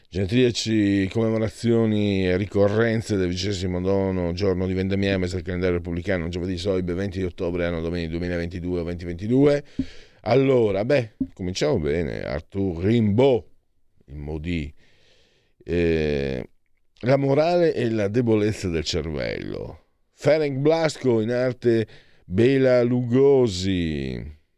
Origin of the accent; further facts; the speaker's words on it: Friuli-Venezia Giulia, Italy; dalle mie parti, il Triestino, anche se, insomma, è diverso Trieste e Friuli, però la regione è la stessa